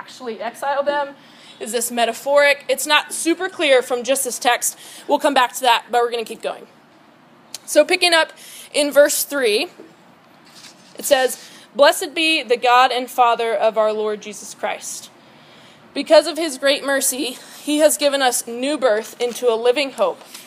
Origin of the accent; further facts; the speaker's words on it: Texas, United States; I'm from Texas